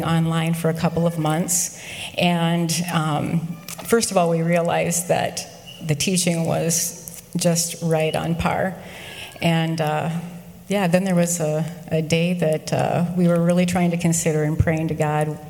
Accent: southwestern Wisconsin, United States; moved away; also born or lived in north of Albany; I'm originally from also a small town in southwestern Wisconsin called Stetzer, and now we live in just north of Albany.

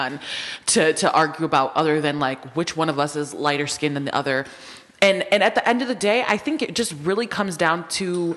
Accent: Waterbury, Connecticut, United States; We grew up on Waterville

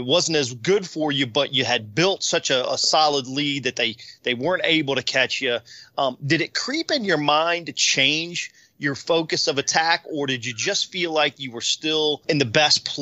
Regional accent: Virginia, United States; growing up in Virginia

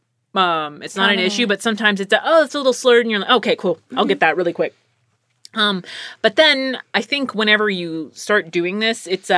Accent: Bronx, New York, United States; Someone said that I'm really good at accents. Like that mm-hmm. one, because I'm from the Bronx.

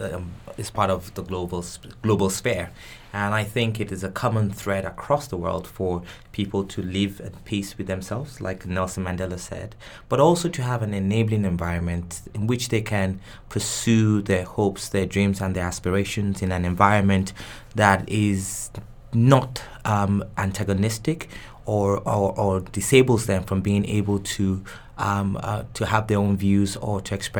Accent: Nigeria; first language Yoruba; English is a second language; so my normal language of communication is in English, even though I have my mother tongue, which is Yoruba.

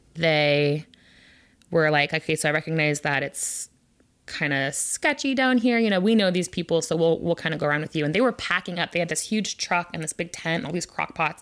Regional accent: Olympia, Washington, United States; I was born in Olympia, and I live on the east side

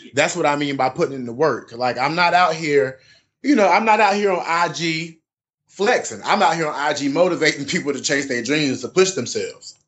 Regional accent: Southern Pines, North Carolina, United States; born and raised from North Carolina, a place called Southern Pines, which is outside of Fayetteville

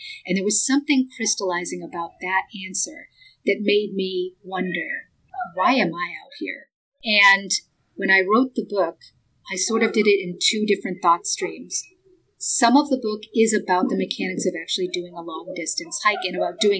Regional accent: Boston, Massachusetts, United States; now in Los Angeles, United States; I grew up outside of Boston. I've lived a lot of different places, both in the United States and overseas, but my initial upbringing was in Boston. I was a public school kid

